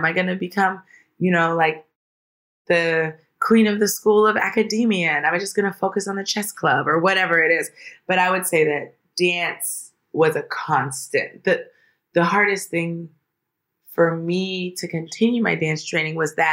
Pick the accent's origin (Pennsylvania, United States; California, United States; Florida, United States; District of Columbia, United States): District of Columbia, United States; Washington; moved away as an adult; now in Los Angeles, United States; In Washington, D.C., in D.C. proper.